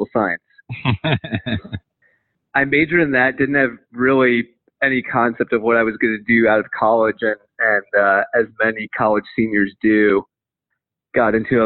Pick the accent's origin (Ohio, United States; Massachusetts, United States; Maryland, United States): Maryland, United States; Potomac; So grew up in Potomac, Maryland